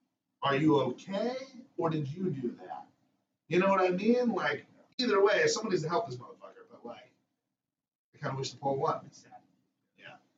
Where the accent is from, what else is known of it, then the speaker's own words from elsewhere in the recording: Monrovia, California, United States; moved away; I grew up in the 90s in L.A.